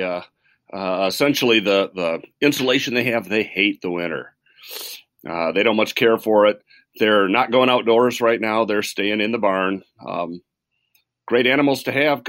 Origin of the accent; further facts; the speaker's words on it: Midland, Michigan, United States; I grew up in Midland, Michigan